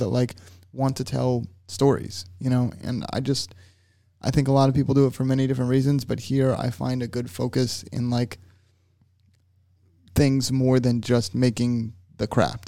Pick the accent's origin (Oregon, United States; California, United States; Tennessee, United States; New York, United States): Tennessee, United States; now in Florida, United States; when I moved from Tennessee to Florida, I really didn't want to move in the first place